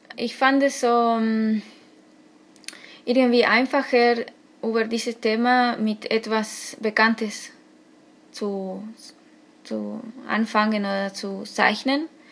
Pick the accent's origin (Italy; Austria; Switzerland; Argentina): Argentina; German is a second language; moved away as an adult; now in Hamburg, Germany; Ich komme aus Argentinien und jetzt im Moment äh, wohne ich in Hamburg